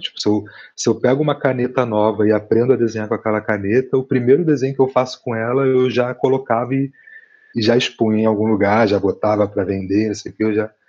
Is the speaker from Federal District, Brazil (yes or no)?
no; Rio de Janeiro, Brazil; moved away as an adult; now in Curitiba, Brazil; eu venho do, da Zona Oeste, de Campo Grande, no Rio de Janeiro